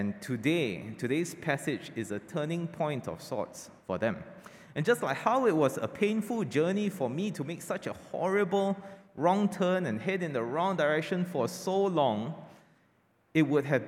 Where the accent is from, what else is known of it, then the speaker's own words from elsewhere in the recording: Kuala Lumpur, Malaysia; now in Penang, Malaysia; KL is my hometown.